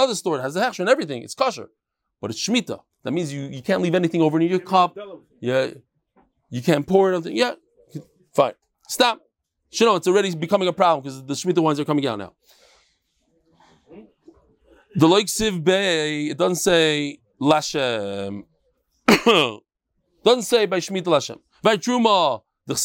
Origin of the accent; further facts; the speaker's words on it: New York, United States; moved away as an adult; now in Israel; as an American